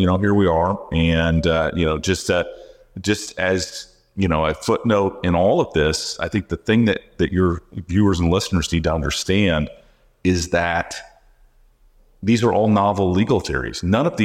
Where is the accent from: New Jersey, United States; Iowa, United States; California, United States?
Iowa, United States; my home state of Iowa